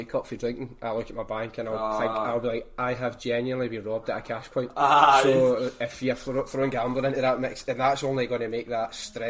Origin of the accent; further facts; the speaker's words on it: Glasgow, Scotland, United Kingdom; I'm from Robroyston, and it's the closest place then would be Auchinairn, so in Auchinairn Road, just next to the tavern pub.